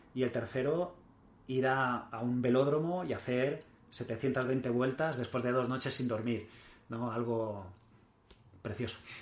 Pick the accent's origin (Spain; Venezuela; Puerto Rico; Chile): Spain; Mallorca, Balearic Islands; also born or lived in Barcelona; Yo nací en Barcelona y con, un año y poco me llevaron a, mis padres a, vivir a Mallorca y, llevo toda la vida allí